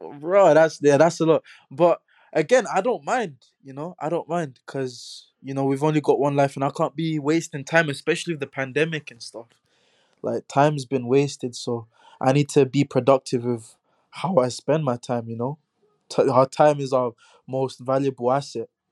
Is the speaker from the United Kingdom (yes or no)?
yes; London, United Kingdom; growing up in Hackney